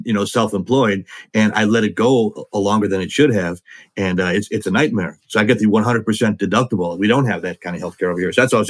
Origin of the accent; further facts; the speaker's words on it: Wisconsin, United States; I'm from Wisconsin.